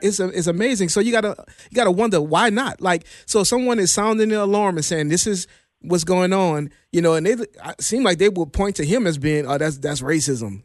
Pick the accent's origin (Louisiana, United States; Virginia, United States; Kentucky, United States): Louisiana, United States; New Orleans; my hometown, New Orleans